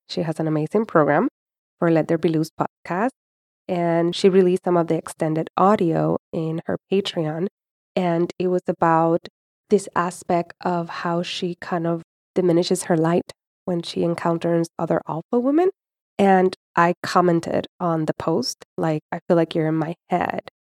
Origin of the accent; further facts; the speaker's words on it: Puerto Rico; I was born and raised in Puerto Rico